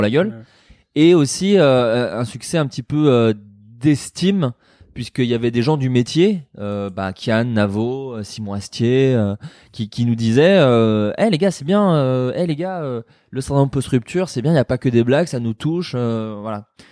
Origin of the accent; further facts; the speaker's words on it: Burgundy, Bourgogne-Franche-Comté, France; j'ai grandi en Bourgogne